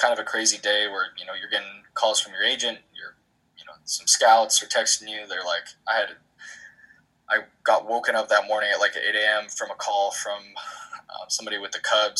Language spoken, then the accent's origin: English; Bay Area, just north of San Francisco, California, United States; I'm from the Bay Area, just north of San Francisco